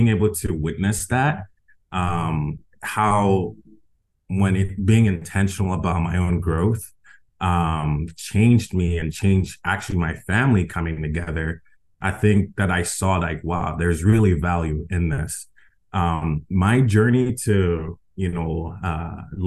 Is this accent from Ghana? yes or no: yes; Ghana; also born or lived in Las Vegas; now in United States; I am originally from Ghana. My family migrated to the U.S. in 2004.